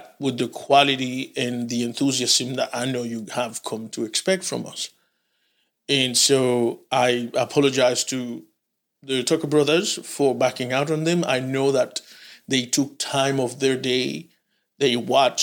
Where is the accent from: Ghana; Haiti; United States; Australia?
Haiti; moved away; I am originally from Haiti